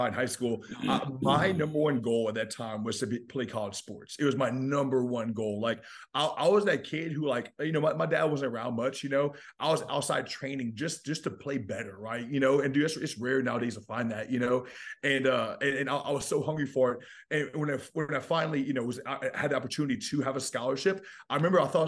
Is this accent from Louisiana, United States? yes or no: yes; Louisiana, United States; I'm from Louisiana